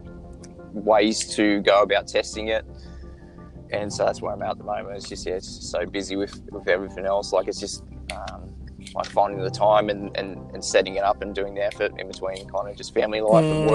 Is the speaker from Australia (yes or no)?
yes; Australia; I'm from Australia